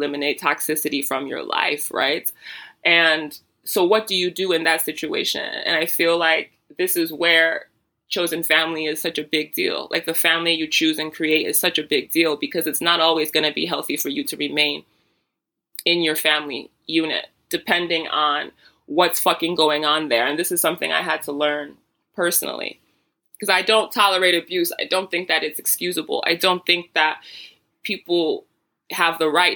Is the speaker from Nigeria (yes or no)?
yes; Nigeria; I'm Nigerian.